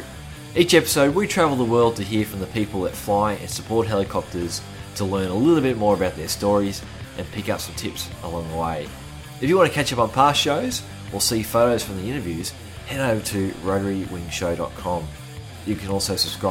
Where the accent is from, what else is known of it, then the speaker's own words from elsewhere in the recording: Australia; growing up in Australia, you know, I would have been in primary school when all this was happening.